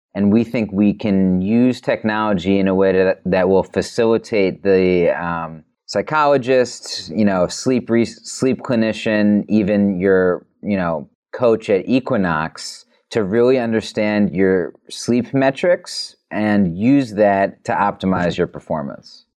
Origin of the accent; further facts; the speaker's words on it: New York City, New York, United States; I'm a New Yorker